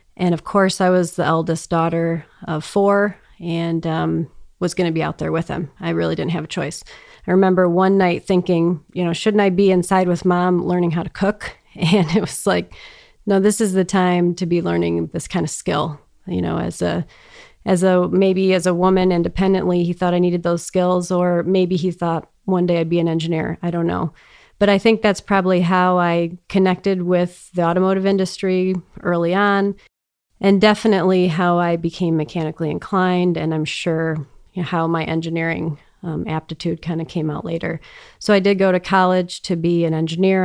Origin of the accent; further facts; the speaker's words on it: Detroit, Michigan, United States; also born or lived in Boston; I grew up in Metro Detroit area and lived here most of my life